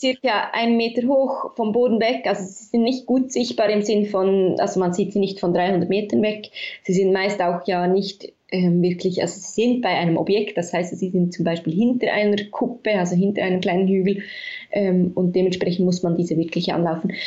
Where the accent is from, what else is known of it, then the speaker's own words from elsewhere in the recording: Bern, Switzerland; Ich komme aus Bern und bin auch hier aufgewachsen, also die Hauptstadt